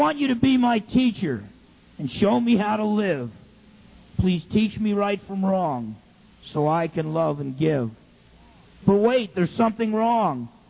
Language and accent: English; New Jersey, United States; When I was in high school, James Caldwell High School in New Jersey.